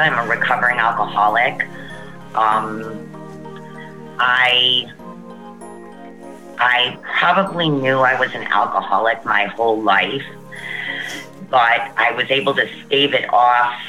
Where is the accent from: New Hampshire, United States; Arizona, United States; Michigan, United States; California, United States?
Michigan, United States; Warren; now in Cincinnati, United States; I'm originally from Warren, Michigan, and I now live in Cincinnati, Ohio, 6 months out of the year